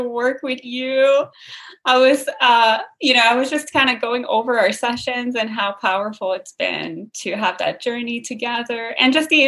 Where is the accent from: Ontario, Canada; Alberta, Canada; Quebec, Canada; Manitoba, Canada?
Quebec, Canada; accent: Québécois (in French); first language French; English is a second language; there's also kind of like a local slang here called like Quebecer, with the Quebecer accent